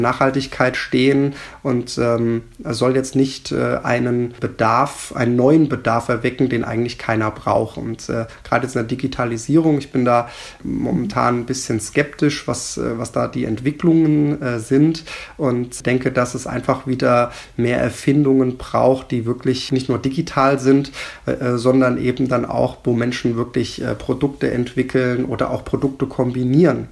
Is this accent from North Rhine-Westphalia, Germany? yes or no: no; Rodenbach, Hesse, Germany; Hier in Roten Bergen, was ja auch meine Heimat ist